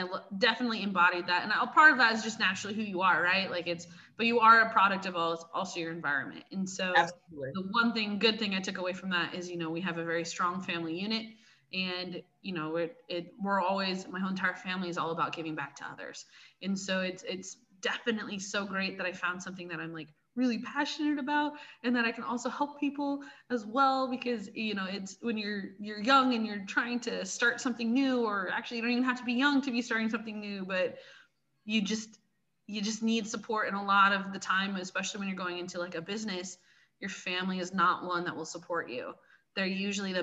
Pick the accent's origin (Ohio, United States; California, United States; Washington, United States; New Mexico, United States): Washington, United States; Seattle; I'm from Seattle. I was born and raised, so I'm a Pacific Northwesterner.